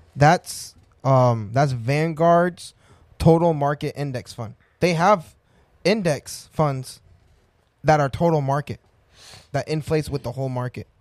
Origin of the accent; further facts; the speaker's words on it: Colorado, United States; I was born in Colorado